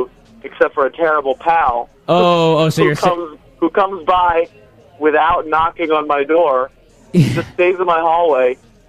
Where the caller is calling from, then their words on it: New York, United States; I'm calling from the East Village.